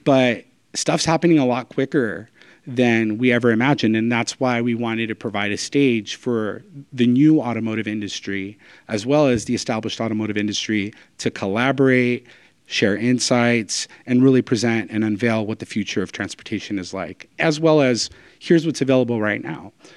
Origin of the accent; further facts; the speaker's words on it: Southern California, United States; born and raised in Southern California